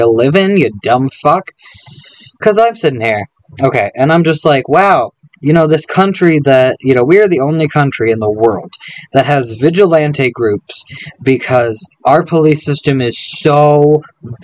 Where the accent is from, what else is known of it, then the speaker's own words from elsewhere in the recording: Colorado, United States; I have no pride in being American